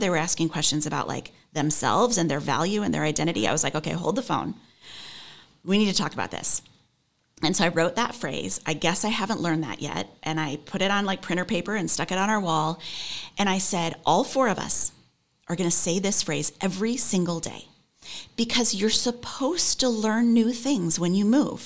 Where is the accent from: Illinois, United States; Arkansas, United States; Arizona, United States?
Illinois, United States; Chicago; moved away as an adult; also born or lived in Michigan; now in New York City, United States; I grew up outside Chicago, lived in Michigan for a long time, moved back to Chicago